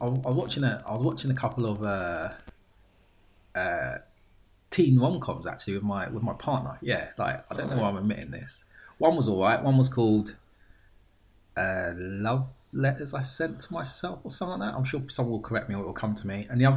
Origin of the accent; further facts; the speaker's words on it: England, United Kingdom; Because that is what we are. We are English gents.